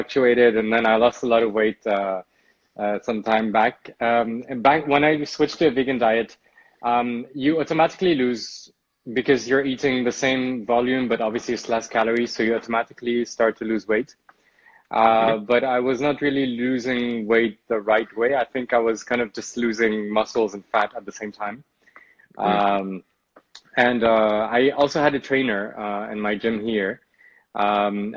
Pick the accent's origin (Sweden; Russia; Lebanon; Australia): Lebanon; now in Amsterdam, Netherlands; I am originally Lebanese